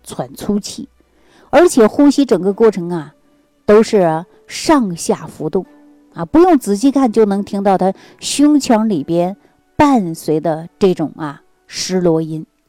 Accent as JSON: {"language": "Chinese", "region": "Jilin", "country": "China", "tie": "born or raised there", "moved": "yes", "lives_now": "Xi'an, China", "said": "我老家是在吉林的"}